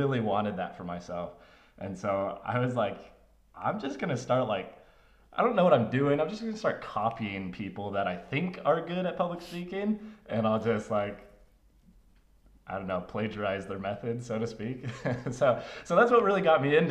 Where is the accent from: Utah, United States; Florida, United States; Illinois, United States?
Utah, United States; Draper; also born or lived in Mesa, Arizona / Spokane, Washington / Pleasant Grove, Utah; We moved when I was about five, almost six, to Draper, Utah